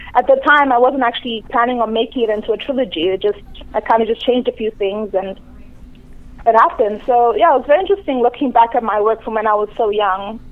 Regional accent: Durban, KwaZulu-Natal, South Africa; moved away as an adult; also born or lived in Nigeria; now in Toronto, Canada; I grew up in South Africa

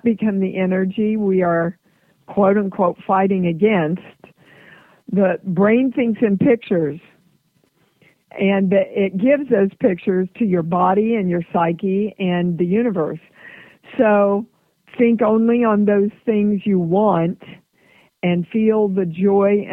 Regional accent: Midwest, United States; I'm from the Midwest

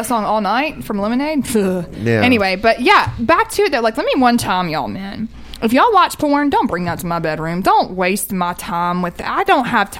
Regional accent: the South, United States; I'm a Southerner

